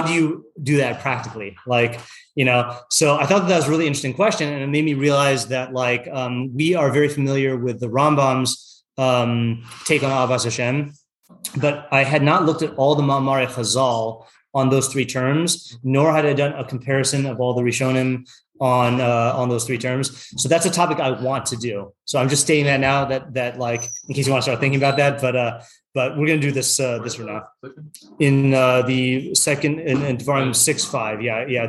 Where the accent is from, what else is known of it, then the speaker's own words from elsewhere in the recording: Yakima, Washington, United States; I grew up in Yakima, Washington.